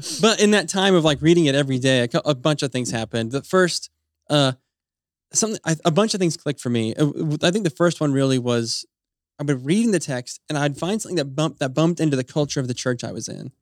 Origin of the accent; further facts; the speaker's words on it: Utah, United States; moved away; my wife and I grew up in Utah